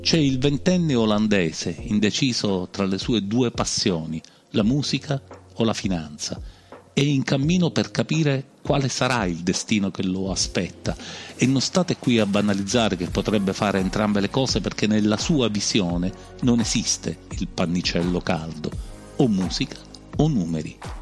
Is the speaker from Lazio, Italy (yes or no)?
no; Sicily, Italy; da noi in Sicilia